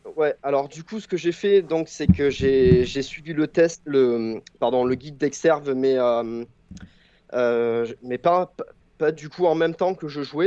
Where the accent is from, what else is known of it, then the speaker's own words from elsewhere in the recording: southern France, France; accent: southern (du sud); Il y a, il y a un hurlement assez, euh, typique de mon accent, euh, du sud